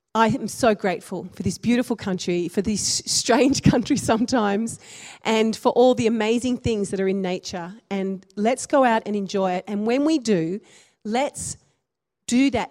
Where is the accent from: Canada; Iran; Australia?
Australia; for my ancestors to come here and for me to be born in Australia